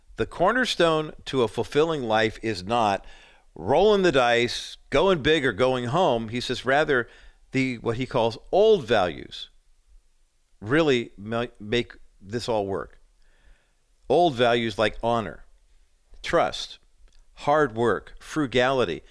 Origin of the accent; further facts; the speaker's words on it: Whittier, California, United States; They were neighbors when we were growing up in Whittier, and I was two, and Linda was four when we moved into that neighborhood